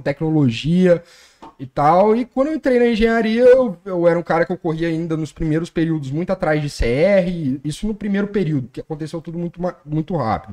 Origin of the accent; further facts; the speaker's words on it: Colatina, Espírito Santo, Brazil; sou de Colatina